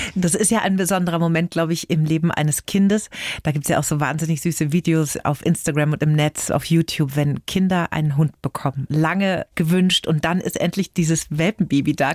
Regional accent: Middle Franconia, Bavaria, Germany; aus meiner Heimat, aus Mittelfranken

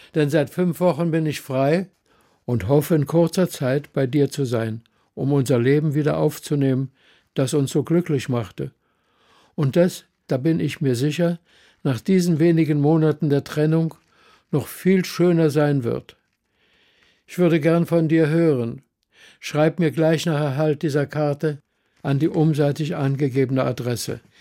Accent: Berlin, Germany; moved away; also born or lived in Argentina; geboren in Berlin 1921, habe in Berlin die Nazizeit miterlebt als Kind

